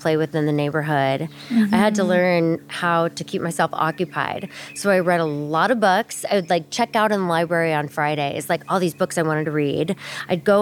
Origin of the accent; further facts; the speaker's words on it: Alaska, United States; growing up in Alaska